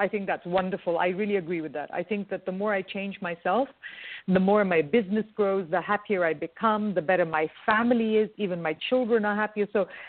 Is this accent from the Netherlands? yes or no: no; India; I'm Indian, really so where I come from, they give you food to show you love.